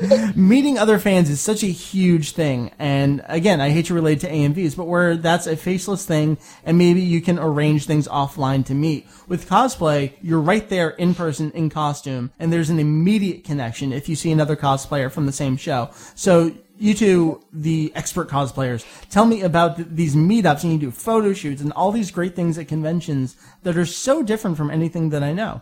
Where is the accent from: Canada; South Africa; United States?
Canada; I'm French Canadian.